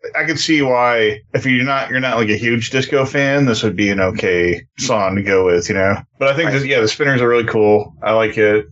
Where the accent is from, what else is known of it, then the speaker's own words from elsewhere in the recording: New York, United States; I'm from New York